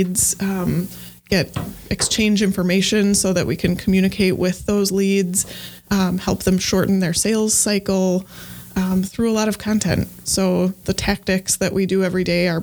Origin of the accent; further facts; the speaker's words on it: Evansville, Wisconsin, United States; I grew up in a small town called Evansville here in Wisconsin. Grew up on a farm